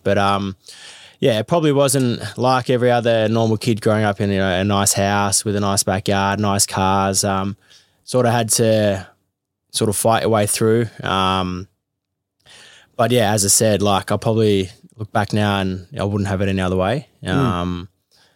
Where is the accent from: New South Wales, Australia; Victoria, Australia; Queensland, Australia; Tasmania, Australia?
Victoria, Australia; Melbourne; I grew up in Carlton, which was probably the closest gym near home.